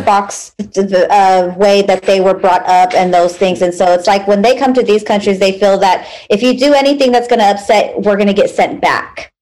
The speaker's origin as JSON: {"language": "English", "country": "United States", "said": "I'm American. I'm American"}